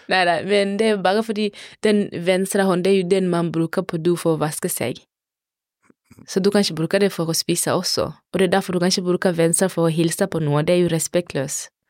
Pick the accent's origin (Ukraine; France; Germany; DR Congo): DR Congo; now in Norway; I, ikke i Kongo, ikke der jeg kommer fra. Da bruker vi, spesielt når det er mat, når vi skal hilse, så er det alltid høyre, aldri venstre.